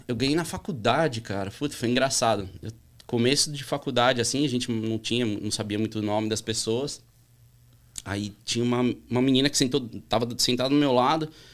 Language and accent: Portuguese; São Paulo, Brazil; also born or lived in Orlando, Florida, United States; Sou nascido na Vila Monumento, uhum. que, é, que é bairro colado ali, uhum. atravessa uma rua, atravessa a avenida ali do Museu do Ipiranga